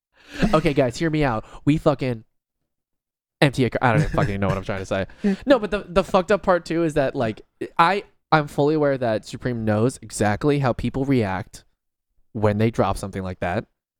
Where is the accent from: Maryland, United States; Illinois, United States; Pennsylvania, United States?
Pennsylvania, United States; Philadelphia; I'm not even from here, dude. I'm actually from Philly. I drove 4 hours to come here for this card, dog.